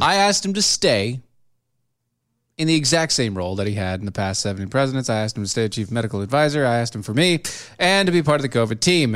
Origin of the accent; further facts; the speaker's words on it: United States; I'm an American